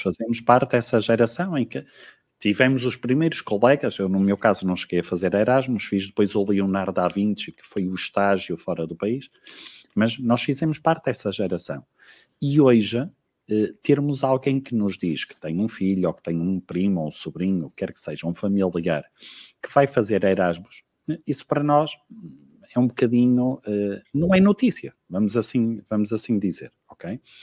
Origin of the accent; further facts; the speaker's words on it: Ermesinde, Porto District, Portugal; moved away as an adult; now in Guarda, Portugal; Sou, sou natural, sou natural do Porto, não é? em concreto, nascida e criada em Irmezinho